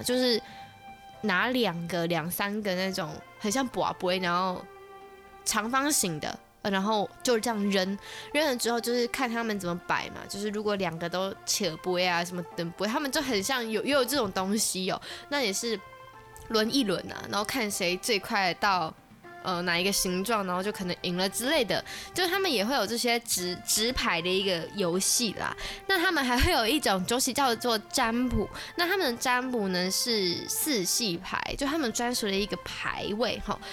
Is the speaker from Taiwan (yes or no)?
yes; Taiwan; 我们台湾人有些是会在外面庆祝的